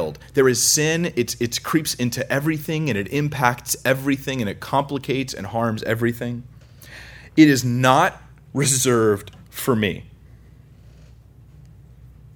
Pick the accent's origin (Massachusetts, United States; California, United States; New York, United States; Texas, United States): California, United States; we're from California, so we think we have no accents